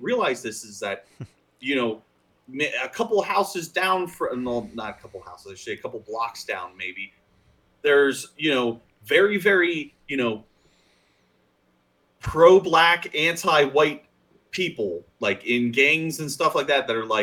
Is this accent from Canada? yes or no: no; Pennsylvania, United States; we're two idiots from Pennsylvania